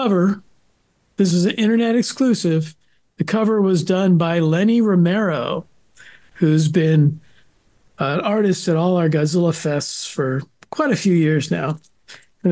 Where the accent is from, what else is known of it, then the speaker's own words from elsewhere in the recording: San Francisco Bay Area, California, United States; I grew up in the San Francisco Bay Area